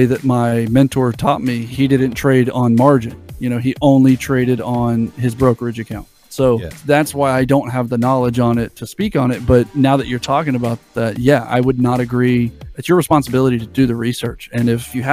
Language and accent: English; United States; I'm American